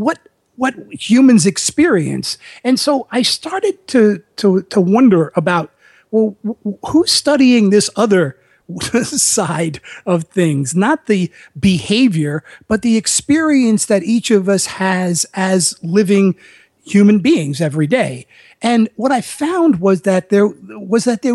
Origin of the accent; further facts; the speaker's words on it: New York City, New York, United States; moved away as an adult; I grew up in the Bronx